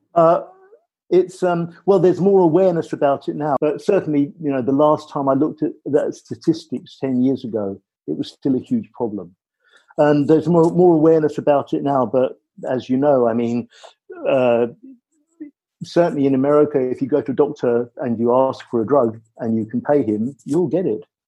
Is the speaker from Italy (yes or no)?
no; Ireland; moved away; I'm Irish, I come from Ireland, and I come from a family where everybody made music